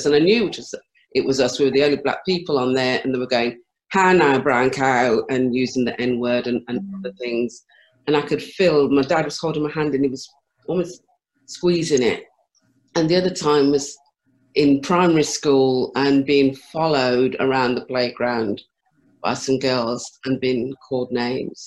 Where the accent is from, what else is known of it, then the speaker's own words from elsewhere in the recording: Birmingham, West Midlands, United Kingdom; I was born and raised in Handsworth in Birmingham